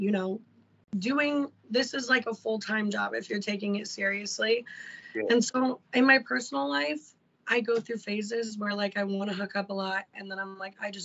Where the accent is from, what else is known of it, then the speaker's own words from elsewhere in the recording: Illinois, United States; We're both from Illinois